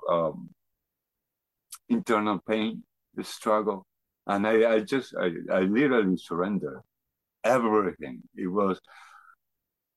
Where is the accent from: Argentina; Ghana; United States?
Argentina; moved away as an adult; now in Canada; I grew up in Argentina. I moved to Canada after when I was 28 years old